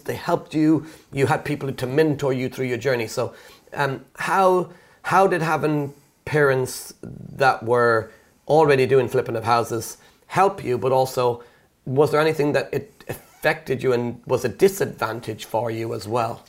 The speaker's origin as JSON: {"language": "English", "country": "Ireland", "moved": "as an adult", "lives_now": "United Kingdom", "said": "me being Irish, when I moved to the UK years ago"}